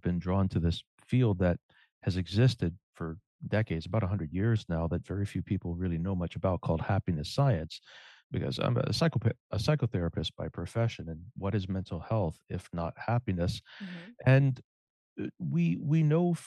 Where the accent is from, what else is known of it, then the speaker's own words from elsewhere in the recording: Cajun, Louisiana, United States; I'm a Cajun